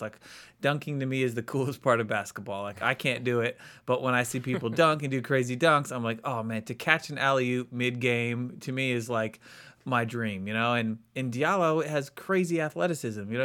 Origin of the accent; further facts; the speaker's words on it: Maryland, United States; moved away as an adult; also born or lived in Los Angeles; I grew up in Maryland